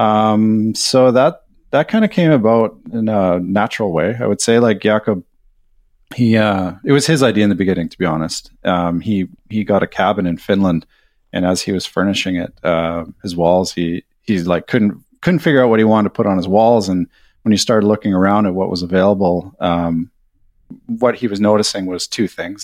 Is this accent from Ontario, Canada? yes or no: no; British Columbia, Canada; moved away as an adult; also born or lived in Vancouver; now in Sweden; I'm a Canadian. I live in Sweden now. I'm mar-, married to a Swede, so we've been over here for a couple years. Uh, in Canada, I'm from British Columbia, over on the West Coast.